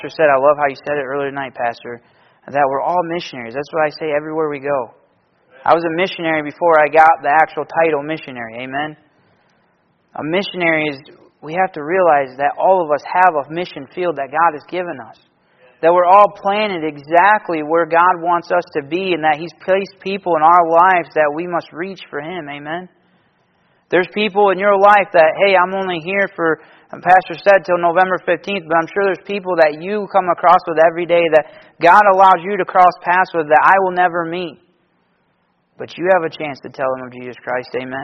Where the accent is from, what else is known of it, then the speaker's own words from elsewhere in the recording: Michigan, United States; I'm from Michigan